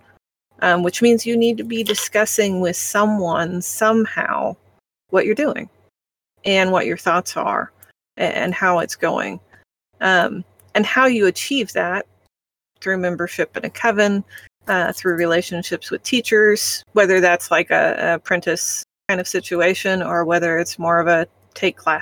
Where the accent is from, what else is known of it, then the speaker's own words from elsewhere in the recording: Midwest, United States; I'm from the Midwest.